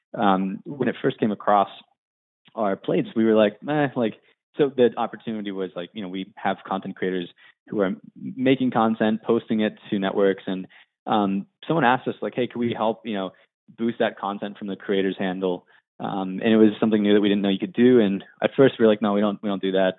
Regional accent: Johnstown, Pennsylvania, United States; moved away as an adult; also born or lived in Williamsburg, Virginia; I was born in um, Johnstown, Pennsylvania, which is a small town outside of Pittsburgh. And, you know, born and raised there

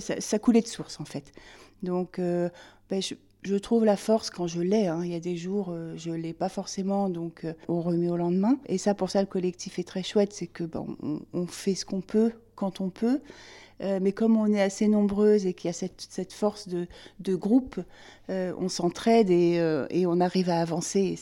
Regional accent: Limousin, Nouvelle-Aquitaine, France; now in Rouen, France; je suis originaire du Limousin, mes parents vivent là-bas

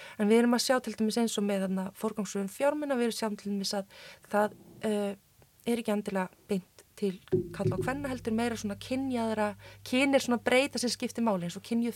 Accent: Iceland; also born or lived in Chile; kem frá Íslandi

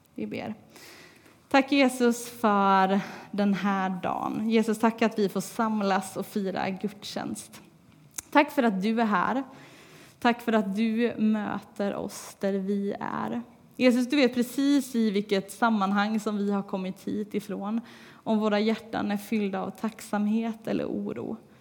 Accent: Tibro, Västra Götaland, Sweden; moved away as an adult; trots att jag inte har bott här på tre år så är det fortfarande Tibro och Lindgatan som är mitt hemma

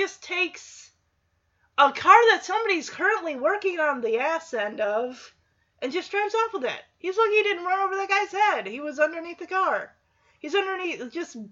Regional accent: Michigan, United States; I'm from Michigan, I say pop

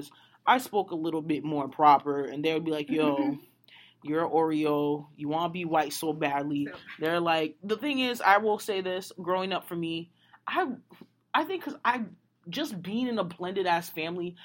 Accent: Haiti; moved away; growing up in Haiti, I grew up in like the 1% section in Haiti.

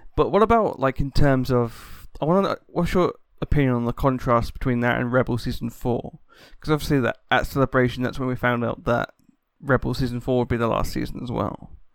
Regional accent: United Kingdom; I'm a Brit

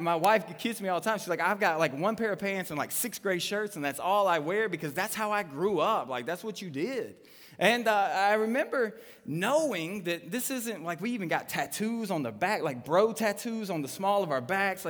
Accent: Trousdale County, Tennessee, United States; I'm from Trousdale County, Tennessee.

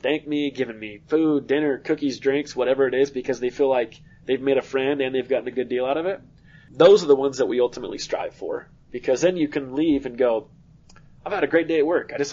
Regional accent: Arizona, United States

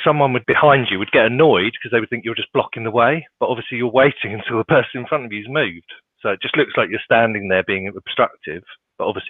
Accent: Kent, South East England, United Kingdom; moved away; I am from Kent, so that's where I grew up.

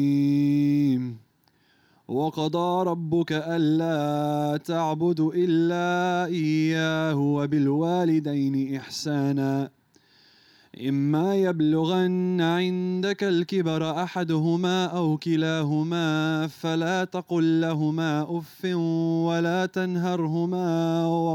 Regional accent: Australia; also born or lived in Lebanon; I came here when I was like 3 years old

